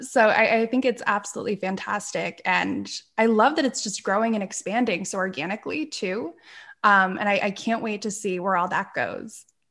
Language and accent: English; Pennsylvania, United States; moved away as an adult; also born or lived in Manhattan, New York; the area that I grew up in here in Pennsylvania